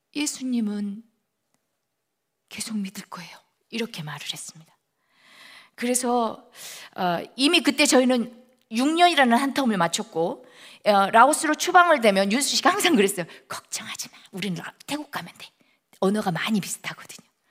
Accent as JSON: {"language": "Korean", "country": "South Korea", "also_born_or_lived": "United Kingdom", "moved": "as an adult", "lives_now": "Laos", "said": "아, 나는 한국에서 왔는데 난 예수 믿어"}